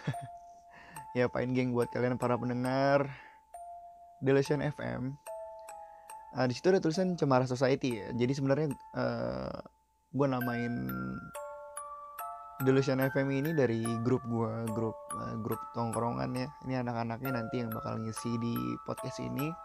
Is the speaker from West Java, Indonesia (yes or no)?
no; East Jakarta, Jakarta, Indonesia; Gue kan dari Jakarta Timur juga, perbatasan Bekasi, Pengasinan